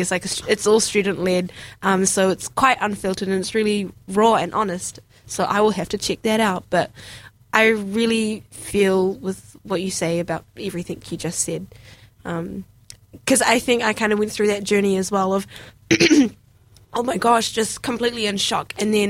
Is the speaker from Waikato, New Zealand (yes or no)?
yes; Hamilton, Waikato, New Zealand; moved away; also born or lived in Lower Hutt; I'm from Lower Hutt, but I grew up in Hamilton as well. So, definitely a North Island girl. Before studies, I never came down to the South Island.